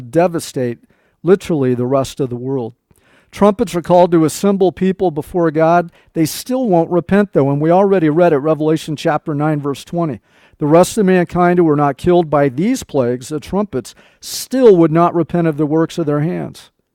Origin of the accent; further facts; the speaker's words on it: Nebraska, United States; moved away; we uh, lived in Nebraska when I was a small child. I was born in Nebraska.